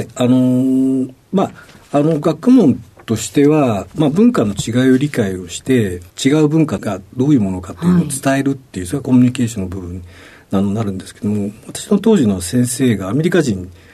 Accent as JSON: {"language": "Japanese", "town": "Machida", "region": "Tokyo", "country": "Japan", "tie": "born or raised there", "also_born_or_lived": "Shinagawa, Tokyo", "said": "東京の品川で生まれまして、あの、小学校の時に町田市に引っ越しをしました。"}